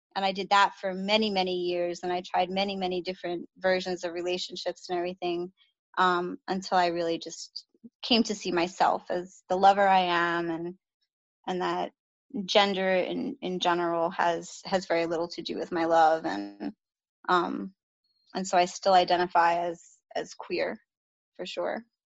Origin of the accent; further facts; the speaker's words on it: New York City, New York, United States; moved away as an adult; I grew up in the Bronx in New York